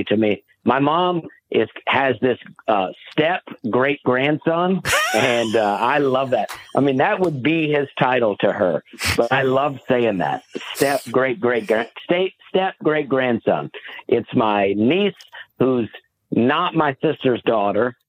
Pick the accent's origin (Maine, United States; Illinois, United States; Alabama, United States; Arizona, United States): Alabama, United States; moved away; I grew up in Alabama, and my family, we didn't travel.